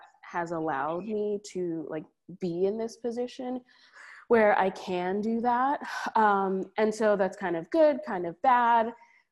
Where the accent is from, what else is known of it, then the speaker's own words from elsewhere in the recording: Trinidad & Tobago; now in New Haven, United States; I'm Caribbean from Trinidad.